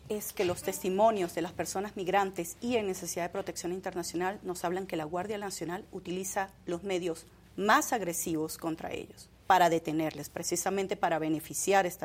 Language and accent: Spanish; Venezuela; Venezuela. Venezuela. Eh, y, bueno, también soy colombo-venezolana.